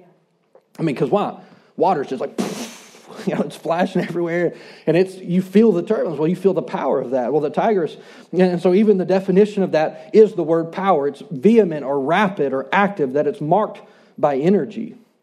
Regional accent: Shreveport, Louisiana, United States; I grew up in Shreveport, and I grew up on the rivers.

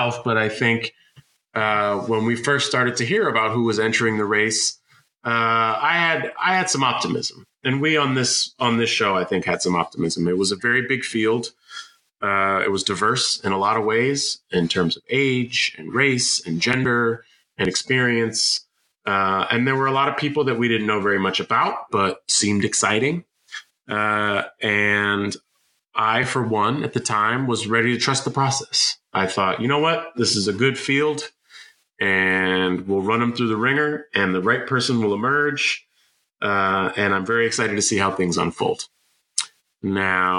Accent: San Francisco, California, United States; I am from San Francisco

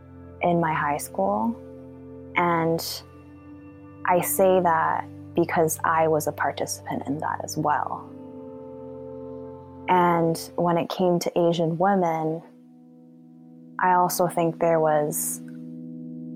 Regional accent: Vancouver, British Columbia, Canada; I was born and raised in Vancouver, BC

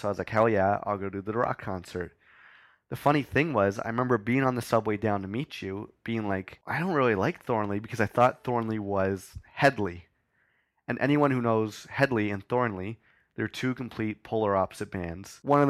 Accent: Kanata, Ontario, Canada; now in Toronto, Canada; we're both from Kanata, Ontario, and then Dan moved to Toronto to go to school.

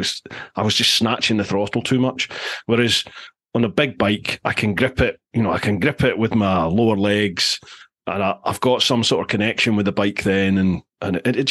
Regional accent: United Kingdom; wherever you went, as a Brit, you're always like, oh, well, that's where the tax money goes then, isn't it?

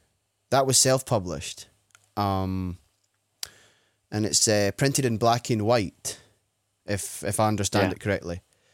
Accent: Scotland, United Kingdom; as a Scot

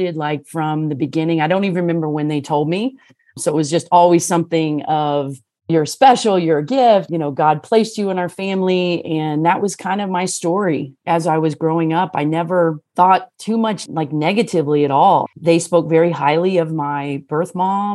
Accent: Missouri, United States; also born or lived in Los Angeles, California / San Diego, California; now in California, United States; So that's really where I grew up in Missouri

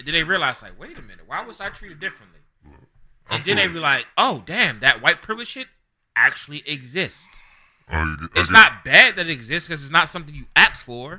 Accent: Baltimore, Maryland, United States; also born or lived in Harford County, Maryland; Growing up in Baltimore City and then going to a school and you being exposed to different races, religions, and whatnot, and being exposed to different cultures. And bringing my family around, like when I moved out into the county

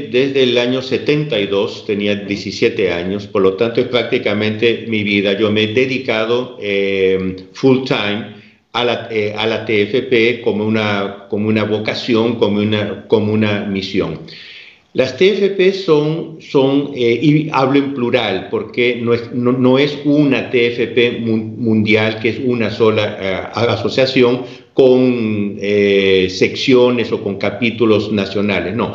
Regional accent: Peru; moved away as an adult; also born or lived in England; now in Milan, Italy; Yo soy, yo soy peruano, nací en el Perú, aunque tengo también la nacionalidad española. Después de haber estudiado en, en Inglaterra, yo volví al Perú en el 70 y tuve que salir definitivamente en el 74

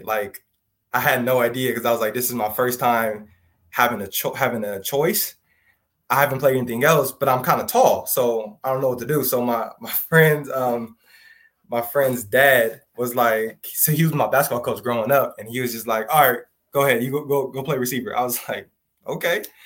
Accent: Southern California, United States; born or raised there

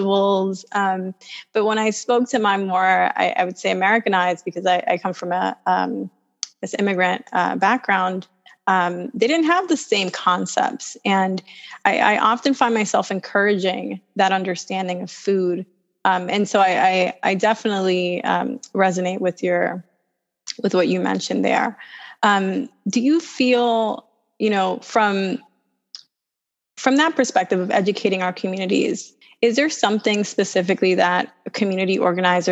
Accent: New York City, New York, United States; I grew up in Harlem

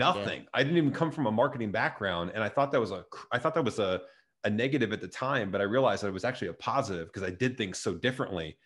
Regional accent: Chatham, Illinois, United States; moved away as an adult; also born or lived in Joliet, Illinois; I grew up in a, s, a town just right connected to Springfield, right south of it, called Chatham

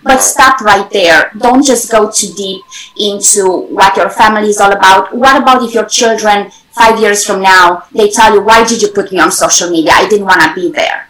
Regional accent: Romania; moved away as an adult; also born or lived in Germany; now in United States; originally from Europe, I grew up in Romania, I studied in Germany, and then right now, United States has been my home for over 20 years.

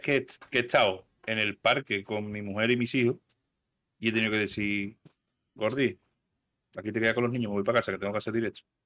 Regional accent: Seville, Andalusia, Spain; soy andaluz

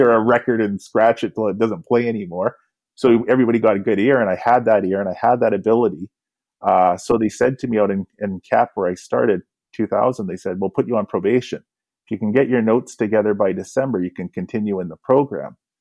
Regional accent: Kamloops, British Columbia, Canada; now in Vancouver, Canada; growing up in Kamloops, I used to play guitar right from a young age

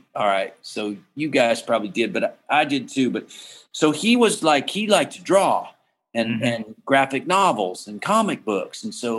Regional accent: Massachusetts, United States; I mean, growing up in Massachusetts, you wouldn't know.

